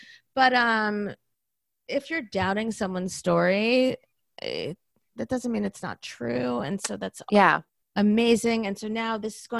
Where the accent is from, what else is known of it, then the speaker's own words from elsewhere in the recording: Florida, United States; moved away; I'm from Florida.